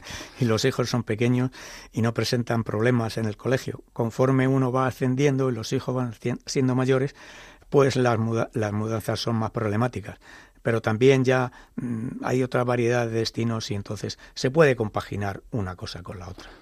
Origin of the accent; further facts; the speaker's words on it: Toledo, Castilla-La Mancha, Spain; yo nací en Toledo. En mi familia no había antecedentes militares, pero vivía en el barrio de la estación